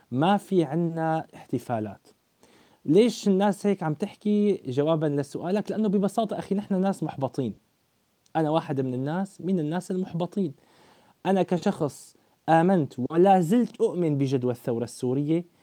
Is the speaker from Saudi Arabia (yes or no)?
no; Syria; اللي ما لهم علاقه ابدا بطموحاتنا نحن كشعب سوري